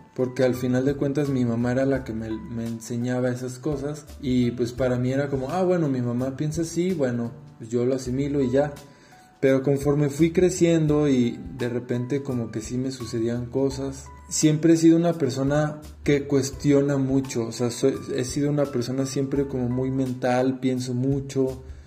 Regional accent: Guadalajara, Jalisco, Mexico; soy de México, Guadalajara, Jalisco

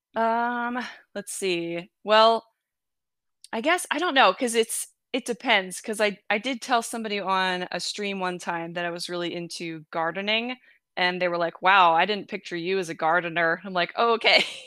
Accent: New Jersey, United States; also born or lived in Michigan; now in Kansas, United States; I was born in New Jersey

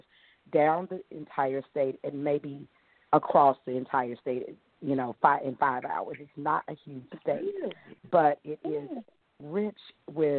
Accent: Louisiana, United States; growing up in the South, I was fortunate that my father was a minister

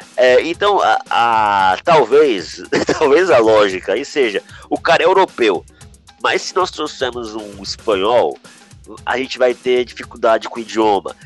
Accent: Brazil; nós como brasileiros

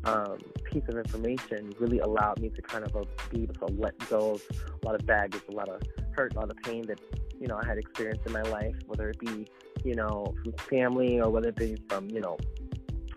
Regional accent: Philadelphia, Pennsylvania, United States; moved away as an adult; also born or lived in New York City; now in South Jersey, United States; I am originally from Philadelphia

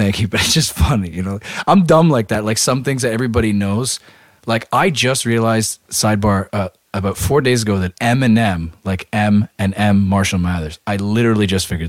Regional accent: Toronto, Ontario, Canada; because I said I was from Toronto.

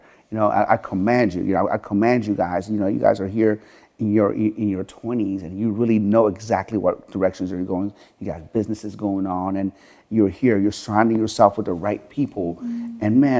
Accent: Sharon, Pennsylvania, United States; I come from Sharon, Pennsylvania, where the average household income there is like $25,000 a year.

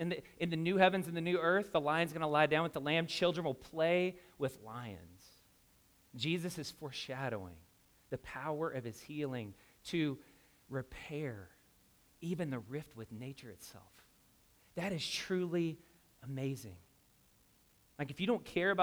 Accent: Louisville, Kentucky, United States; moved away; I'm from Louisville, Kentucky

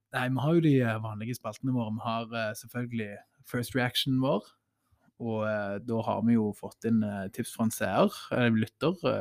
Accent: Stavanger, Rogaland, Norway; vi er fra Stavanger

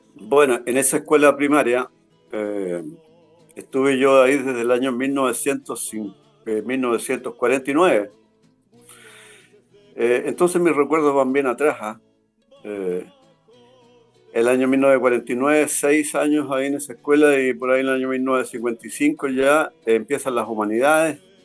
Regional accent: Huelquén, Santiago Metropolitan Region, Chile; moved away as an adult; also born or lived in Punta Arenas, Chile; nacido y criado en Win. Así es, pues. Siempre viviendo acá en esta zona

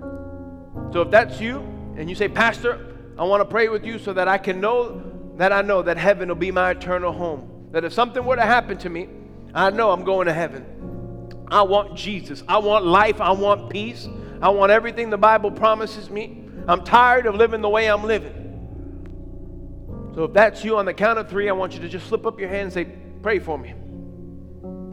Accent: New York, United States; I grew up in New York just wreaking havoc

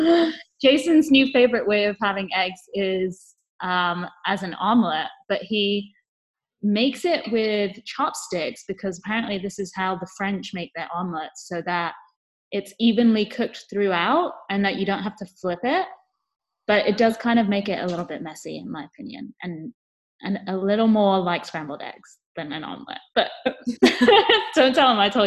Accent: England, United Kingdom; I'm English

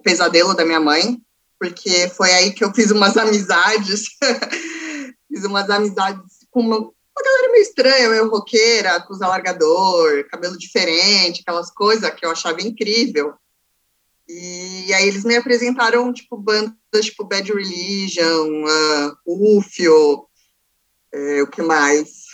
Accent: Santos, São Paulo, Brazil; eu nasci em São Paulo, capital, porém, eu vivi metade da minha vida em Santos

